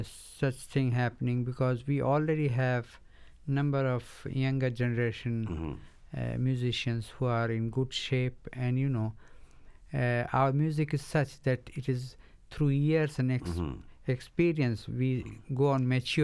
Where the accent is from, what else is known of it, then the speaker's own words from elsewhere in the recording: Varanasi, Uttar Pradesh, India; first language Bengali; English is a second language; I'm a Bengali, but born and brought up in Benares.